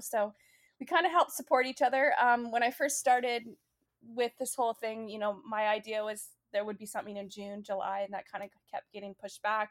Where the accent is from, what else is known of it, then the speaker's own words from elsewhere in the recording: Canada; also born or lived in British Columbia; now in Boston, United States; my home country, Canada